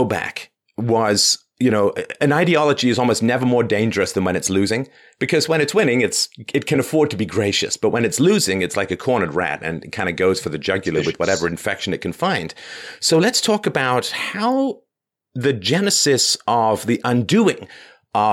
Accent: England, United Kingdom; I was raised in England

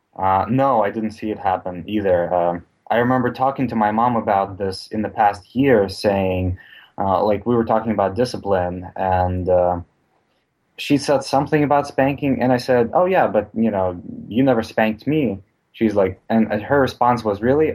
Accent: Russia; moved away; I grew up in Russia

